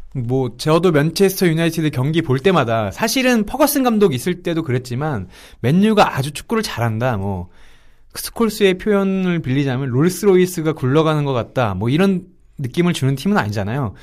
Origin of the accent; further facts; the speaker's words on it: Seoul, South Korea; 서울 남자기 때문에